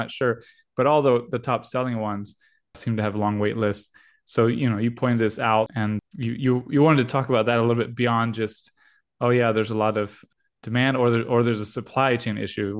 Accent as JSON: {"language": "English", "country": "United States", "said": "we're American"}